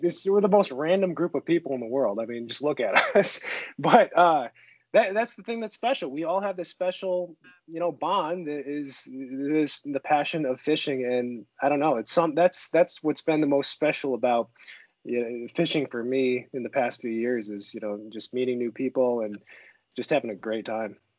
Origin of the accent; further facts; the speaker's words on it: Seneca Falls, New York, United States; moved away as an adult; now in Northern California, United States; grew up in Seneca Falls, New York uh, for the first 25 years of my life